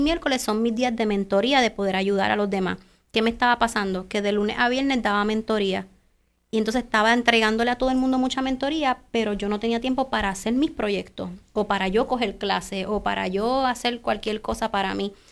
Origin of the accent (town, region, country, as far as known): Puerto Rico